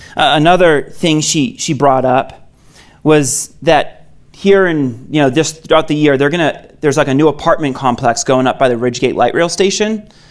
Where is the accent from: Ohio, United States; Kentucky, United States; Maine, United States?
Maine, United States; moved away as an adult; I'm originally from Maine, came out here for college